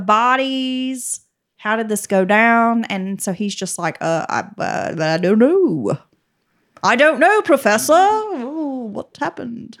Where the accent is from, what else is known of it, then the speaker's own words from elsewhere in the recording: Appalachia, United States; growing up in the South and in Appalachia specifically, we come from, like, big families that live very close to each other.